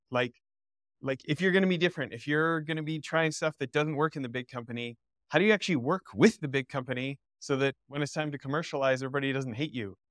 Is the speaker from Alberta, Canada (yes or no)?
yes; Alberta, Canada; I grew up in Alberta